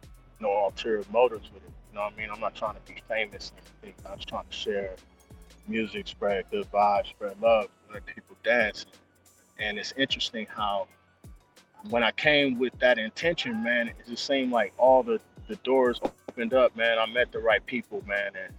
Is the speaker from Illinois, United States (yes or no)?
no; Compton, California, United States; moved away as an adult; now in Paris, France; I grew up in Compton